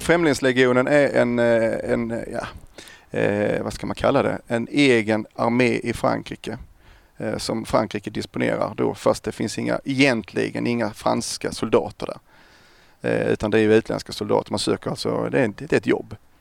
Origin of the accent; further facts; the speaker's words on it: Kristianstad, Skåne, Sweden; Kristianstad född och uppvuxen där